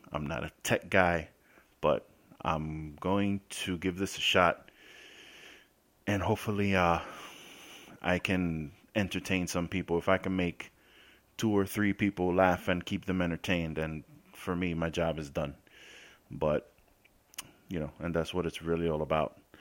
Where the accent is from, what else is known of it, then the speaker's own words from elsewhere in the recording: New York City, New York, United States; moved away as an adult; now in Florida, United States; I spent the first nineteen years of my life in the Bronx, South Bronx, Colgate Avenue between Westchester and Watson Ave